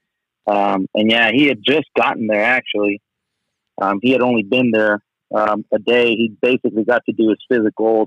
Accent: Tijuana, Baja California, Mexico; also born or lived in San Diego; I was born in Tijuana, Mexico. Grew up pretty much on the border. I always did my schooling in San Diego

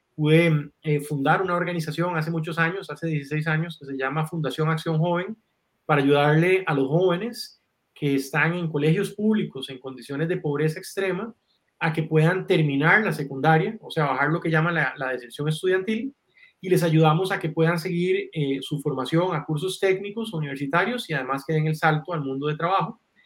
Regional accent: Guanacaste, Costa Rica; crecí en una finca en Guanacaste con una infancia muy, muy bonita

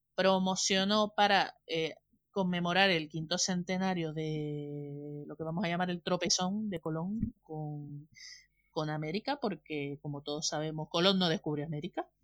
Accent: north of Tenerife, Canary Islands, Spain; un respetito por el norte ahí, que lo tenemos in the heart, tatuado

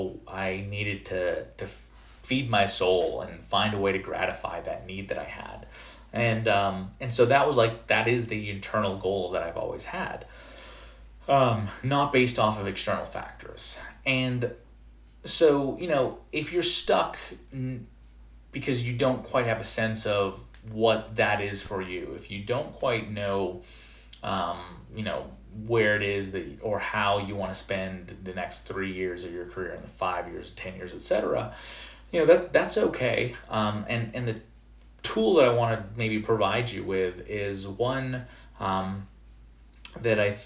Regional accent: Canada; moved away; I'm originally from Canada, and in Canada, we have junior kindergarten and then senior kindergarten before going off into first grade. And so I was in junior kindergarten, 4 years old

